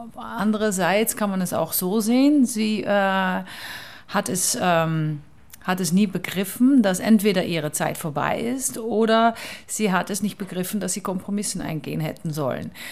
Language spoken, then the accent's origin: German; Netherlands; German is a second language; moved away; ich bin Holländerin